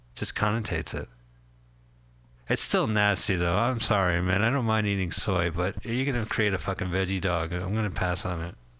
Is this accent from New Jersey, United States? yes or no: yes; Montclair, New Jersey, United States; we are from Montclair, New Jersey